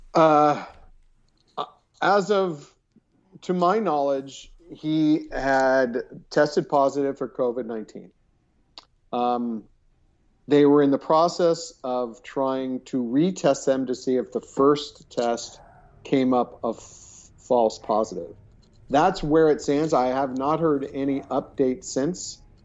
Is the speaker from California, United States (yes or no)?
yes; California, United States; I'm Californian